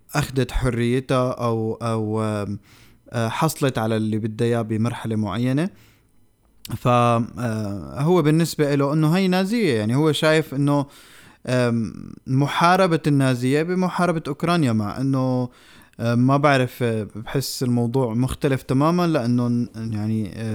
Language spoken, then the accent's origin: Arabic; Syria; now in Norway; نحن كسوريين